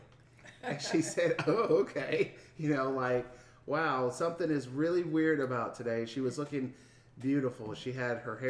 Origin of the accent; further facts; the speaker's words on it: Houston, Texas, United States; I'm from Houston